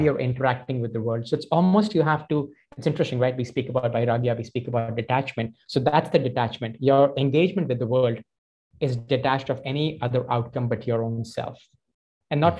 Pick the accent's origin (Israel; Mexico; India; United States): India; Delhi; moved away; also born or lived in Toronto; I grew up in Delhi